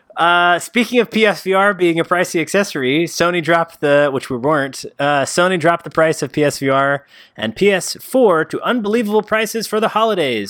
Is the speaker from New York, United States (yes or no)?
yes; New York, United States; we're from New York